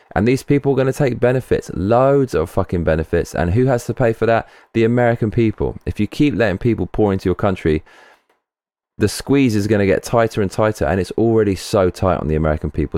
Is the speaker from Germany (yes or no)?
no; United Kingdom; As a Brit